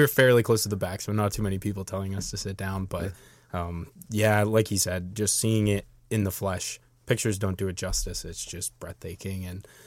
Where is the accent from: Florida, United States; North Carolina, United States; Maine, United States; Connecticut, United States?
Maine, United States; I'm from Maine, which is in New England